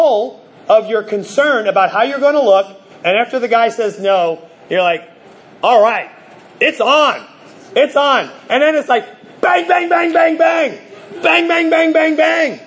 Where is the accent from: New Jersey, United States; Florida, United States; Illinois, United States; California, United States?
New Jersey, United States; moved away; I grew up in New Jersey